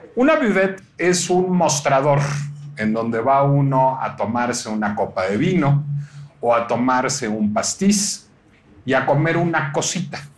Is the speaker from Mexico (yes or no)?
yes; Mexico; No me siento mexicano